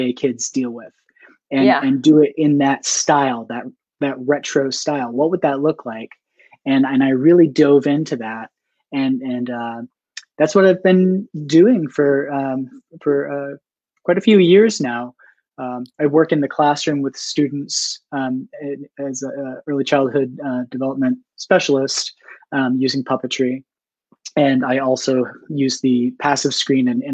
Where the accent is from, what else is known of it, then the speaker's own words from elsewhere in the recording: New Hampshire, United States; now in Baltimore, United States; I'm from Baltimore, originally New Hampshire